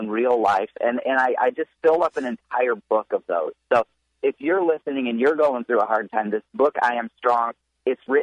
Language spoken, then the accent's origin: English; Michigan, United States; I grew up in Michigan